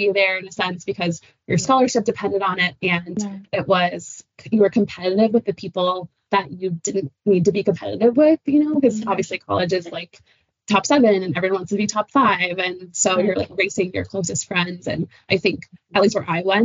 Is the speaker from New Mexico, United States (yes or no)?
yes; Pueblos of Taos and Laguna, New Mexico, United States; moved away as an adult; also born or lived in Syracuse, New York; I've definitely always grown up around running. I'm from the Pueblos of Taos and Laguna. So the Pueblo of Taos is northern New Mexico, and the Pueblo of Laguna is just outside of Albuquerque